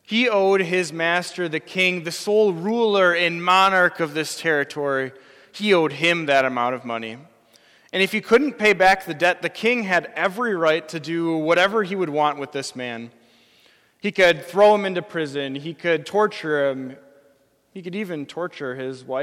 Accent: Wisconsin, United States; I grew up in Wisconsin. I'm a lifelong Wisconsinite.

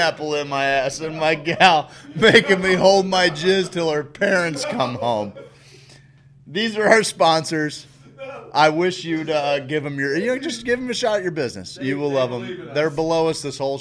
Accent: St. Louis, Missouri, United States; when I was a child growing up in St. Louis

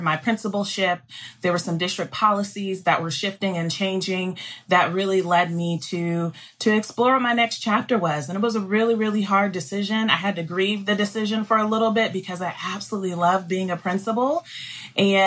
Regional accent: Columbus, Ohio, United States; moved away as an adult; also born or lived in Charlotte, North Carolina / Mississippi; I am a Buckeye girl, so I grew up in Columbus, Ohio.

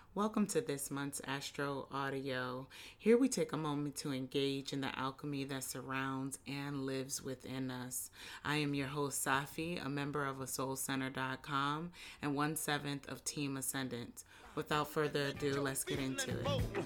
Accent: Hampton, Virginia, United States; I'm from Hampton, Virginia.

